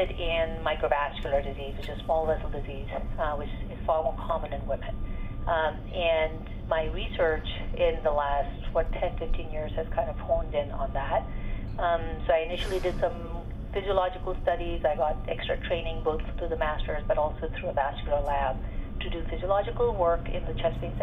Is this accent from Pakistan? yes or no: yes; Pakistan; moved away as an adult; now in United States; I grew up in Pakistan and I went to medical school there, and I started medical school when I was 16.